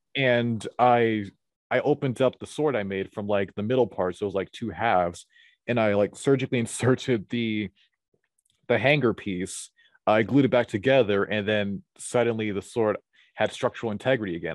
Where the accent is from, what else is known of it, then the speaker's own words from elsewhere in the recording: Atlanta, Georgia, United States; I was born at a very young age in, in Atlanta, Geo, in Atlanta, Georgia. I've lived here all of my life